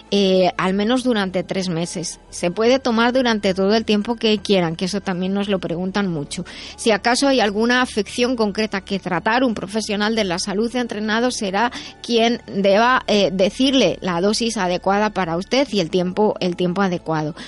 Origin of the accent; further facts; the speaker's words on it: Madrid, Community of Madrid, Spain; yo soy de Madrid